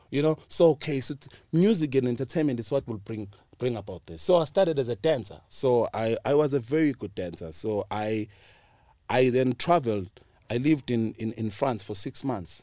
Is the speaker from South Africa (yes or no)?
yes; South Africa; I'm from Pilaranjay